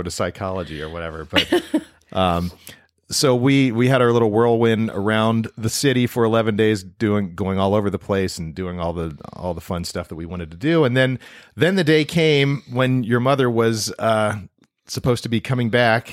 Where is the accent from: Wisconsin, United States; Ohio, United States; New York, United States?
Ohio, United States; Toledo; I was from Toledo, Ohio.